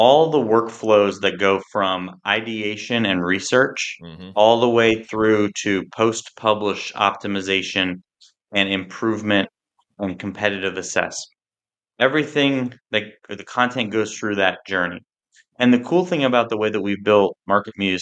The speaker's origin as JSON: {"language": "English", "region": "New Jersey shore", "country": "United States", "tie": "born or raised there", "said": "I grew up on the New Jersey shore"}